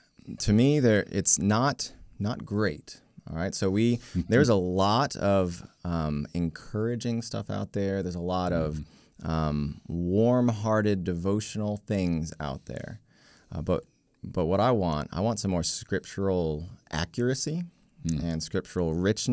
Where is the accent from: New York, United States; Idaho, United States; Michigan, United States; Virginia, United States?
Virginia, United States; now in Baltimore, United States; Yeah, I was raised in Northern Virginia. We had moved around the world before that, but Northern Virginia is where I was, and I've been living here in Baltimore-ish for the last 9 years or so.